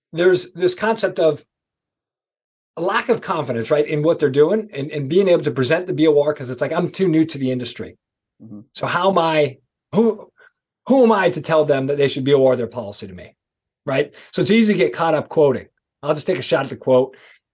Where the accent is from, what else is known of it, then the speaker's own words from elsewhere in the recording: East Coast, United States; I'm from the East Coast